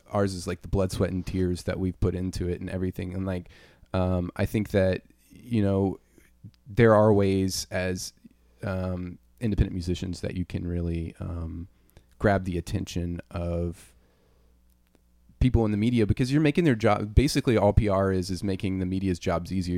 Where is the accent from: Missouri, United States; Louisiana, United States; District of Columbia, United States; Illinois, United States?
Louisiana, United States; I'm from Louisiana